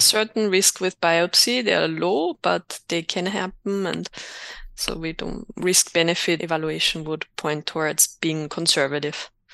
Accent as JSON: {"language": "English", "country": "Austria", "also_born_or_lived": "Innsbruck, Austria / United States", "moved": "as an adult", "lives_now": "Berlin, Germany", "said": "I'm from Austria, graduated in two thousand six in Innsbruck, and then did my training in the U S."}